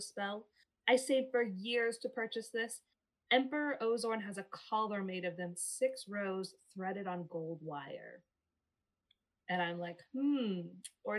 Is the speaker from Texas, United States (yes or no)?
yes; Texas, United States; where I'm from, which is a more conservative area